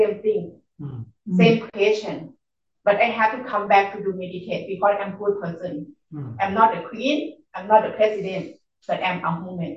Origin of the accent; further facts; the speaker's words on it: Chiang Mai, Thailand; English is a second language; now in Washington, United States; I'm from Chiang Mai, north of Thailand.